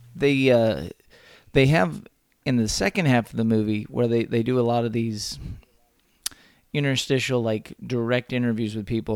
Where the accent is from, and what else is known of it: Texas, United States; born or raised there